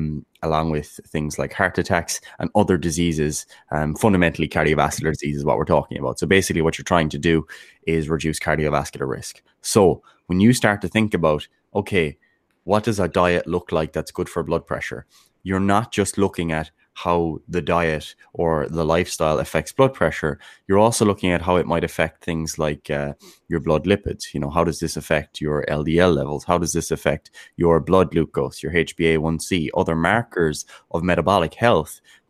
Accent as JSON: {"language": "English", "country": "Ireland", "said": "We are Irish. We speak English."}